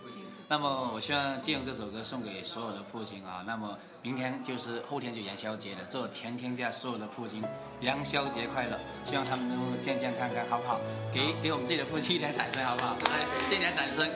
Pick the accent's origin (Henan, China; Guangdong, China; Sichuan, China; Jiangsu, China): Guangdong, China; 跟我们潮汕人也是差不多的